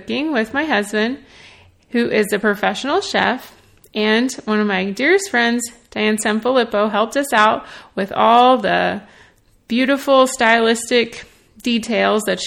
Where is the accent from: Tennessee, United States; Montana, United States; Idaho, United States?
Tennessee, United States; Nashville; I'm from Nashville, Tennessee. I grew up in the South eating Southern comfort food